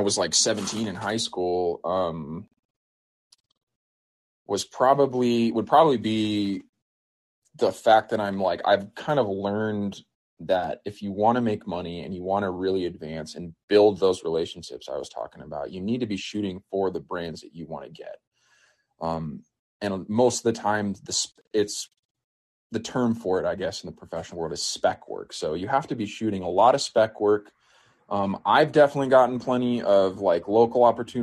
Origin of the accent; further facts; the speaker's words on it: New Mexico, United States; I grew up here in New Mexico growing up.